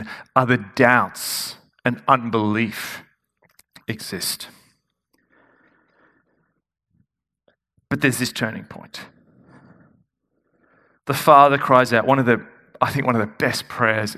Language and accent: English; Melbourne, Victoria, Australia; I'm from Melbourne.